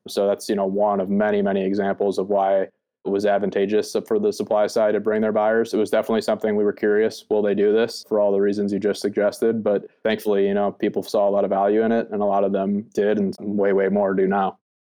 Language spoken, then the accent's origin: English; East Coast, United States; I was born on the East Coast, the United States